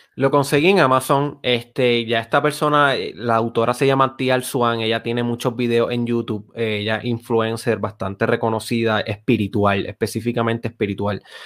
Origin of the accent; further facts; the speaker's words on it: Lajas, Puerto Rico; Yo soy de Lajas.